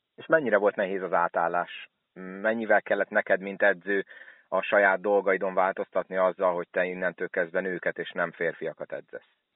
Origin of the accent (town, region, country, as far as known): Szolnok, Jász-Nagykun-Szolnok, Hungary